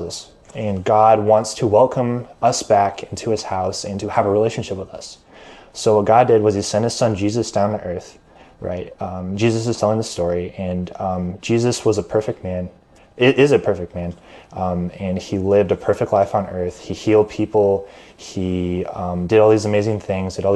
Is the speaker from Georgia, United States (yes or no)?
no; Omaha, Nebraska, United States; I was born and raised in Omaha and live in Omaha currently